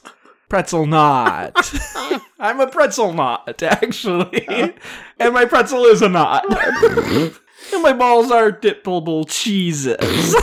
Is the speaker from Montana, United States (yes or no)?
no; Wisconsin, United States; Yep, I'm from Wisconsin, and it's a Wisconsin triple cheese tri-dippable triple blend.